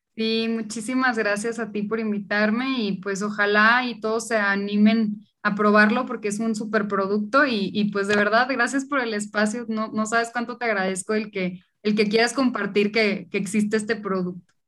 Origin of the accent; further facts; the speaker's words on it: Monterrey, Nuevo León, Mexico; accent: regio; now in Mexico City, Mexico; Yo justo soy de Monterrey, por eso mi acento